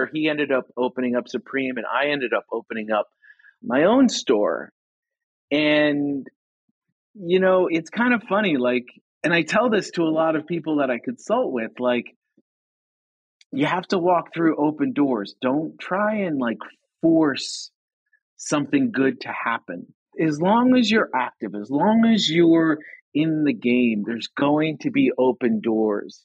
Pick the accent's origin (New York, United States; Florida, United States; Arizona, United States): New York, United States; New York City; I grew up in Staten Island.